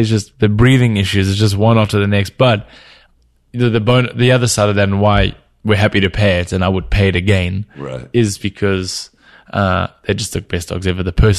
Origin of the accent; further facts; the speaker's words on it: Cape Town, Western Cape, South Africa; also born or lived in Venice, California; now in California, United States; I grew up in Cape Town